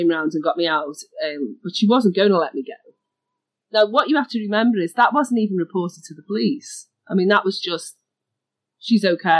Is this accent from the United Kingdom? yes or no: yes; Liverpool, North West England, United Kingdom; I grew up in a city in the UK called Liverpool, which is northwest. You can hear my accent.